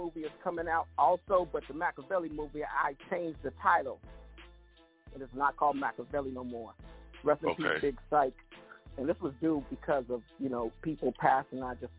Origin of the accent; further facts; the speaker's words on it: Oakland, California, United States; also born or lived in Detroit / Los Angeles; Shout out to Detroit because I used to live in Detroit, but I'm originally from the Yay area. You know, from Oakland